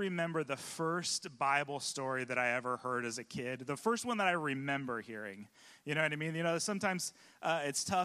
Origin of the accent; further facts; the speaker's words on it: California, United States; now in Pacific Northwest, United States; I'm from California